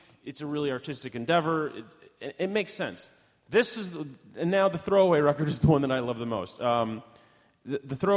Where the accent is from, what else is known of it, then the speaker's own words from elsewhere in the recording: Midwest, United States; I'm a boy, and I'm from the Midwest